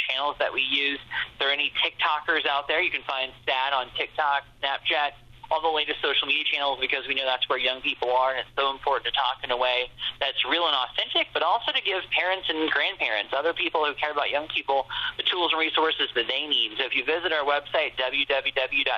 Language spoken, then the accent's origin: English; Springfield, Ohio, United States; moved away as an adult; I'm originally from Springfield and grew up in Ohio